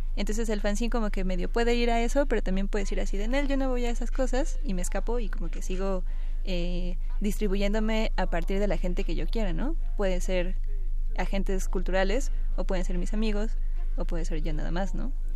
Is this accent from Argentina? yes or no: no; Mexico; como somos mexicanos